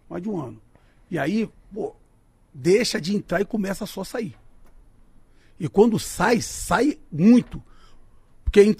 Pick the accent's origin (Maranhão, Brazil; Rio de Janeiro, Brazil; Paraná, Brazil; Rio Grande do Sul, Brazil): Rio de Janeiro, Brazil; Duque de Caxias; now in Rio de Janeiro, Brazil; eu sou nascido e criado em Duque de Caxias. Lá no, lá no São Jorge. Então eu tenho amigos lá até hoje. Mas eu moro em Bangu